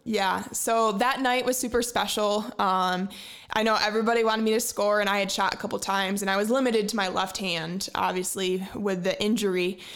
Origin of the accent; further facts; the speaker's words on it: Fruitport, Michigan, United States; I grew up in Ferrisburg, Michigan, uh, just north of Grand Haven